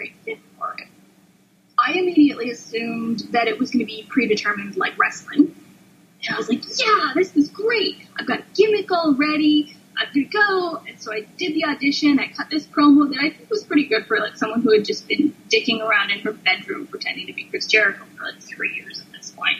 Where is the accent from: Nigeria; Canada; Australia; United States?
Canada; I'm a Canadian of that generation